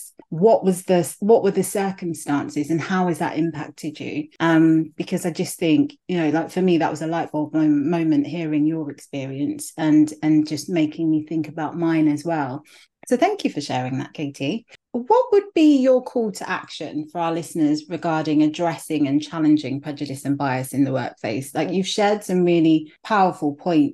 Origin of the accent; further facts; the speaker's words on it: London, United Kingdom; also born or lived in Nigeria; I growing up, I went to primary school. My primary school was in Clapham